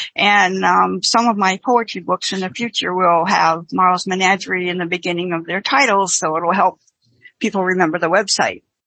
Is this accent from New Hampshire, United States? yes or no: yes; Manchester, New Hampshire, United States; moved away as an adult; now in Virginia, United States; I am originally from Manchester, New Hampshire